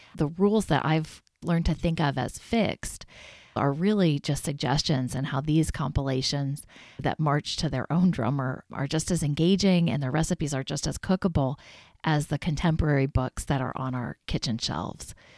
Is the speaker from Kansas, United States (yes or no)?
yes; Kansas, United States; now in Maine, United States; my home state of Kansas